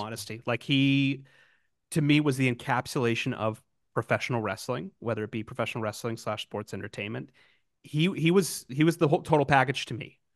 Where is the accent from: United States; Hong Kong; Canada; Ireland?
Canada; Canadian, as I am, a gentle, nice Canadian boy